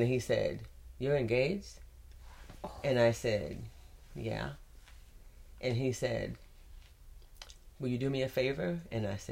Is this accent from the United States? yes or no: yes; United States; me being American